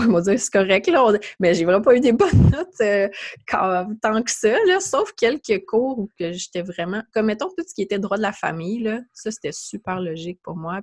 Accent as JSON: {"language": "French", "town": "Mont-Saint-Hilaire", "region": "Quebec", "country": "Canada", "said": "je, suis de, je viens de Mont-Saint-Hilaire, ça la rive"}